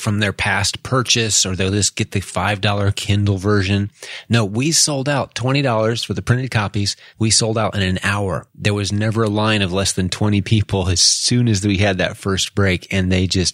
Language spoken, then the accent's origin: English; Indianapolis, Indiana, United States; Indianapolis, Indiana, which happens to be my hometown